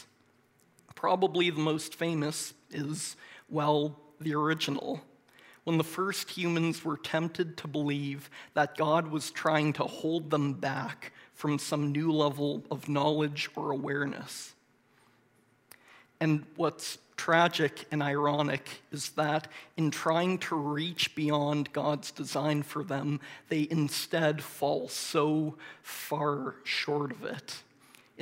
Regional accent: Moncton, New Brunswick, Canada; I grew up in Moncton and went to Moncton High School

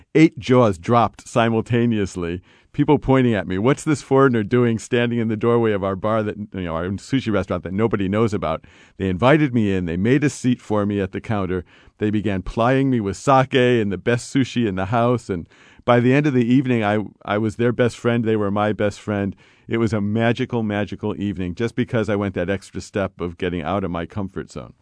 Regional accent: United States; I'm an American traveling abroad

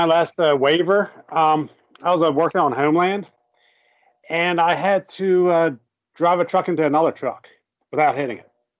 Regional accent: Maryland, United States; now in Pennsylvania, United States; I was born in Maryland

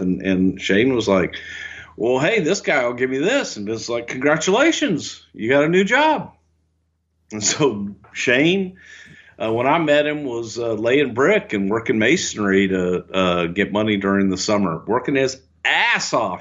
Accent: the South, United States; moved away; I am from the South

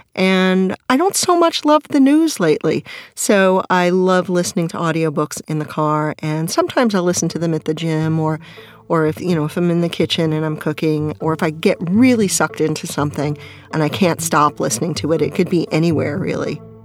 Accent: New York, United States; My mother is a New Yorker. I'm a New Yorker

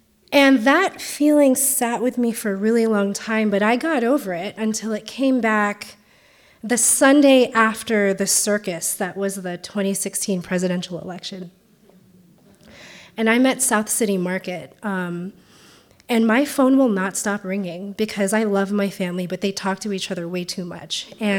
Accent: Philippines; now in United States; but have grown to include my identities as an Asian, as a Filipina, as a first-generation immigrant

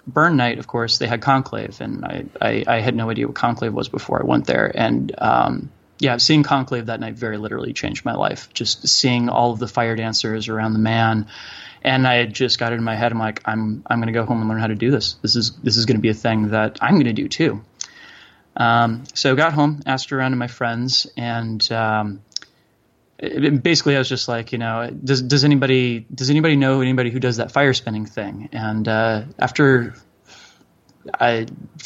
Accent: Boulder, Colorado, United States; I'm from Boulder, Colorado

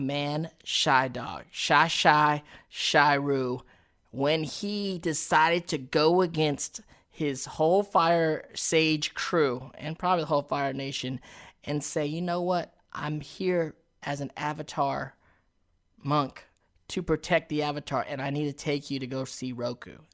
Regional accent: United States; us as American actors

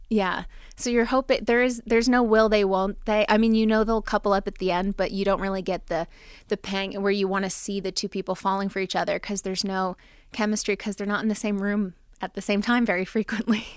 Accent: New Jersey, United States; I'm from Jersey

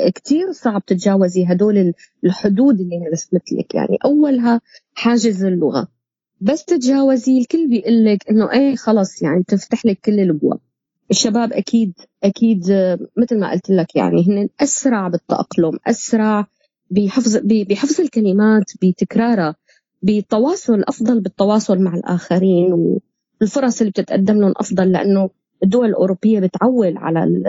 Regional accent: Syria; moved away; نحن كسوريين

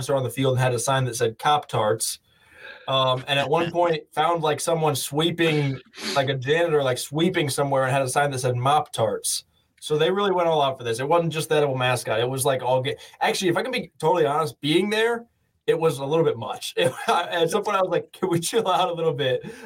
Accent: Illinois, United States; moved away; my hometown in Illinois

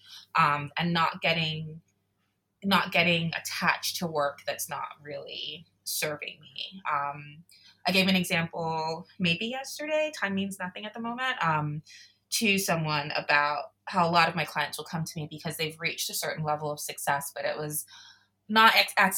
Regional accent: South Florida, United States; Me growing up in South Florida

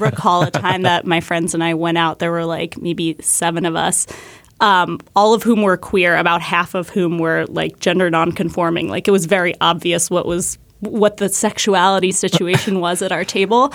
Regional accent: New Hampshire, United States; I grew up in New Hampshire

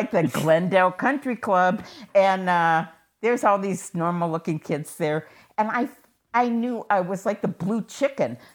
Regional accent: Seattle, Washington, United States; born or raised there

